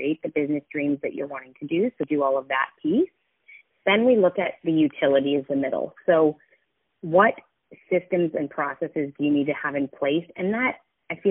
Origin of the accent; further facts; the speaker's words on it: Canmore, Alberta, Canada; moved away; my hometown, so Canmore, Alberta